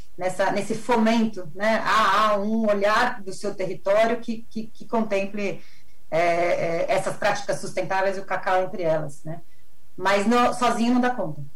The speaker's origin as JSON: {"language": "Portuguese", "country": "Brazil", "said": "como brasileiros, como latino-americanos"}